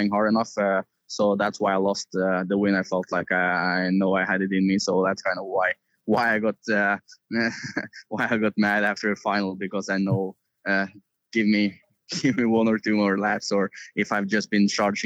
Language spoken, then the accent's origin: English; Norway